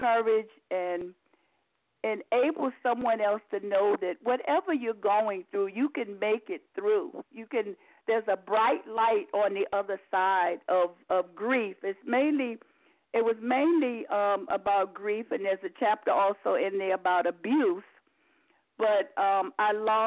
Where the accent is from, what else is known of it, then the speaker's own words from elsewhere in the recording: Virginia, United States; moved away as an adult; also born or lived in New York; I'm originally from Virginia. I spent most of my adult life in New York, working at the Postal Service.